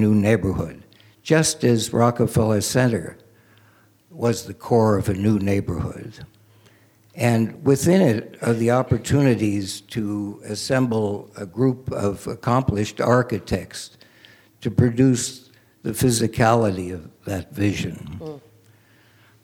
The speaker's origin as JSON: {"language": "English", "town": "San Francisco", "region": "California", "country": "United States", "also_born_or_lived": "East Coast", "moved": "yes", "said": "I come from San Francisco, and I got stuck in the East Coast, so I've gone the wrong way, Horace Greeley."}